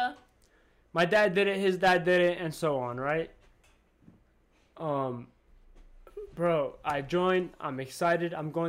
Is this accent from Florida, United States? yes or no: yes; Miami, Florida, United States; we came from Miami, Florida, right? Like, huge, huge, overly populated city, right?